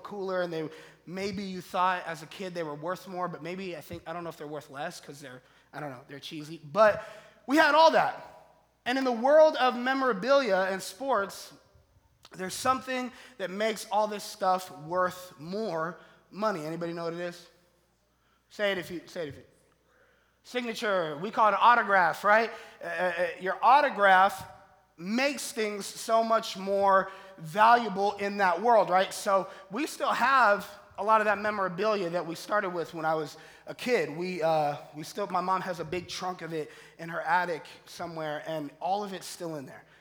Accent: Colorado, United States; also born or lived in Florida; now in Michigan, United States; originally I'm from Colorado, and I grew up in Colorado loving sports

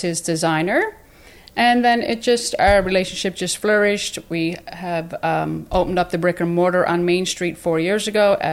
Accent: Newfoundland and Labrador, Canada; moved away; I'm from Newfoundland.

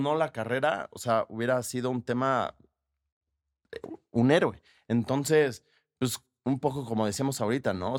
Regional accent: Mexico; como mexicanos somos muy pasionales

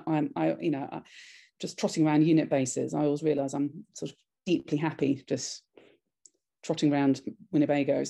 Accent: United Kingdom; I'm a British filmmaker

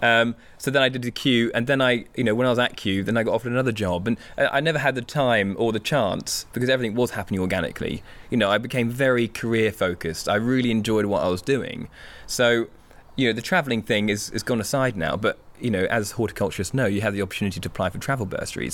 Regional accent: Hampshire, South East England, United Kingdom; as an only child growing up in the Hampshire countryside

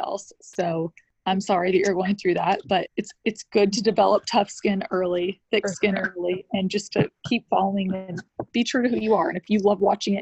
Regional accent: Atlanta, Georgia, United States; I grew up in Atlanta

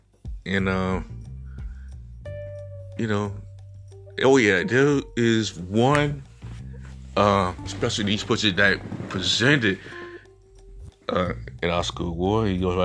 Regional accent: South Korea; when you know I come from South Korea, I mean, I have Korean brothers and sisters.

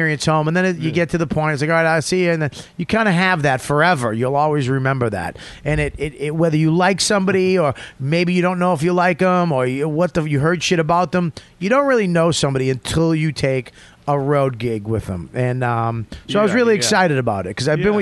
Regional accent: Boston, Massachusetts, United States; I'm from Boston, Hampton Beach

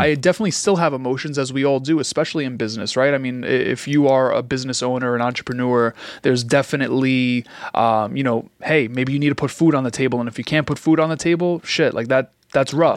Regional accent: New York City, New York, United States; growing up in Queens

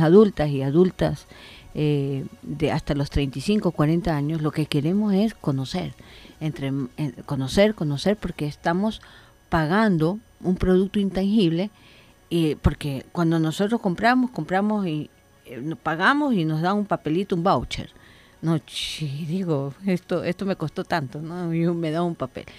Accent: Ecuador; Yo creí en mi país

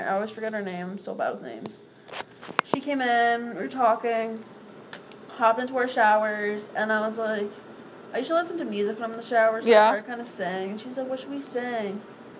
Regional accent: Vermont, United States; I'm from Vermont

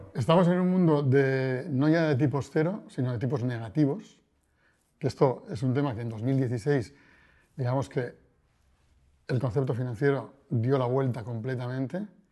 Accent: Bilbao, Basque Country, Spain; now in Madrid, Spain; nací en Bilbao, eh, vivo en Madrid

